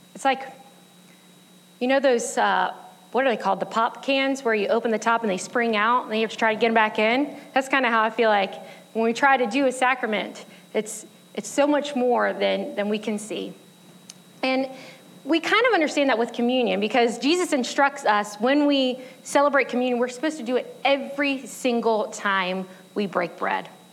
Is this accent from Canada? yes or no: no; United States; I'm an American